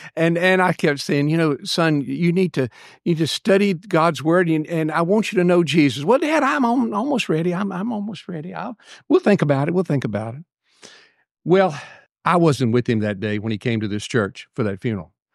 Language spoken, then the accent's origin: English; Buckingham, Virginia, United States; I'm from Buckingham